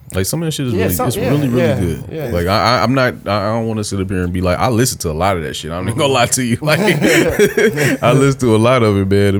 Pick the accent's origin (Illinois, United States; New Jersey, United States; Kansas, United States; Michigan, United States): Michigan, United States; Detroit; I grew up on the East Side of Detroit in multiple areas.